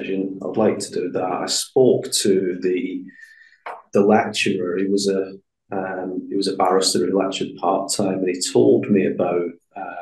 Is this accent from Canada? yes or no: no; Glasgow, Scotland, United Kingdom; I come from Glasgow originally, a place in the east end of Glasgow